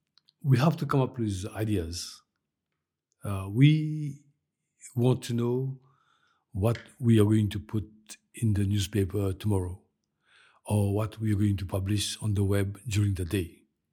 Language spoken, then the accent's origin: English; Mauritius; As you know, I am from Mauritius.